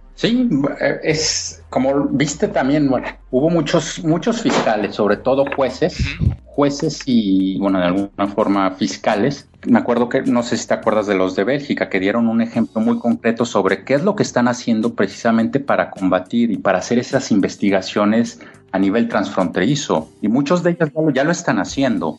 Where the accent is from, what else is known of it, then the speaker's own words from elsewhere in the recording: Mexico City, Mexico; yo soy mexicano, yo soy de la Ciudad de México